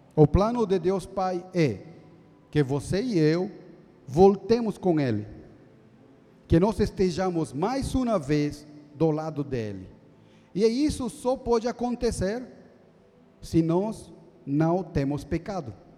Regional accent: Bolivia; also born or lived in Jundiaí, Brazil; now in São Paulo, Brazil; eu sou da Bolívia

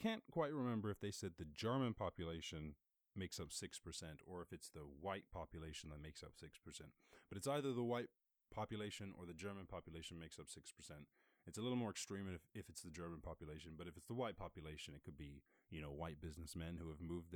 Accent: Ireland; moved away; I grew up in Ireland, and my family still live in Ireland

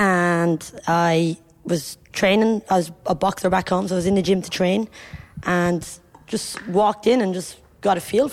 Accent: Ireland; moved away; I'm Irish, female, first Irish female boxing trainer

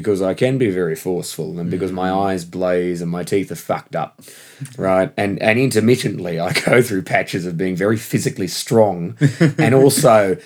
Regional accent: Perth, Western Australia, Australia; moved away as an adult; now in London, United Kingdom; I come from Perth, Western Australia, and that's the most isolated city on Earth

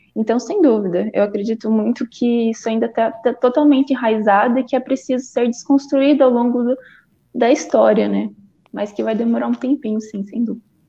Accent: Valinhos, São Paulo, Brazil; eu tenho vinte e um anos, eu sou natural de Valinhos.

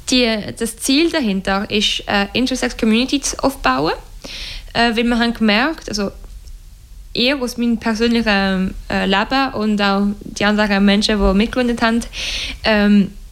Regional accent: Romandy, Switzerland; German is a second language; Also bis jetzt sind wir eher in der Weltschweiz, weil das ist also das hörst du auch von meinem Akzent, äh, meine Muttersprache und die Muttersprache von jedem äh, Mitglied in der Organisation bis jetzt.

